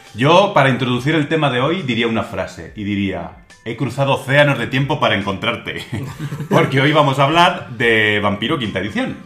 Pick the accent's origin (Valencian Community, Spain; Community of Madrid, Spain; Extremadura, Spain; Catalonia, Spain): Community of Madrid, Spain; Madrid; nosotros somos de Madrid